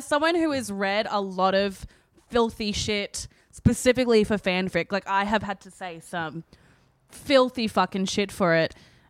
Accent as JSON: {"language": "English", "region": "Queensland", "country": "Australia", "said": "As a Queenslander"}